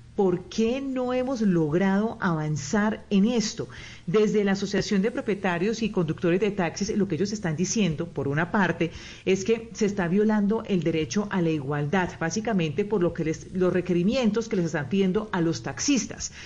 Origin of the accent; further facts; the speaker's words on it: Cali, Valle del Cauca, Colombia; also born or lived in Villavicencio, Meta; now in Bogotá, Colombia; yo nací en Villavicencio. Entonces yo soy, yo digo que yo soy una llanera muy caleña, porque nací en Villavo, estuve hasta los seis años y de ahí el resto de mi vida en Cali